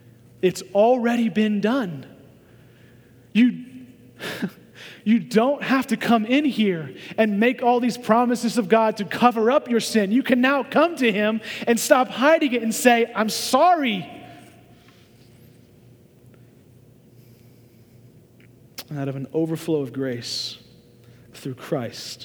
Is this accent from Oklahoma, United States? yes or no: yes; Oklahoma, United States; moved away; I was born and raised in Oklahoma